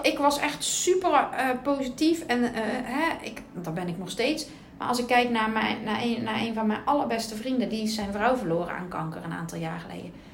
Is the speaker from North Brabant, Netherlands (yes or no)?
yes; Bergen op Zoom, North Brabant, Netherlands; moved away; also born or lived in Puttershoek; van origine kom ik uit Berg op Zoom